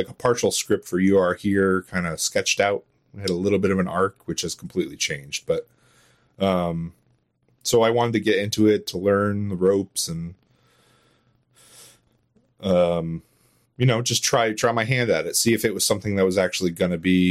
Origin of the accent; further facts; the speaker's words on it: Connecticut, United States; I'm from Connecticut